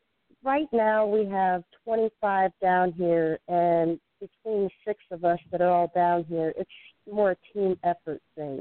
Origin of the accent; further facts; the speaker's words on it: Delaware, Ohio, United States; moved away as an adult; now in Florida, United States; I grew up in Delaware